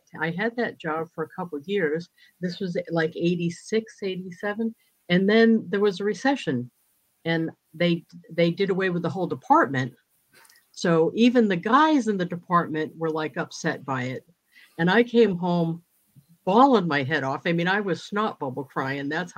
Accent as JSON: {"language": "English", "region": "New England", "country": "United States", "also_born_or_lived": "Mississippi / South Carolina", "moved": "as an adult", "lives_now": "New Hampshire, United States", "said": "I'm originally from New England"}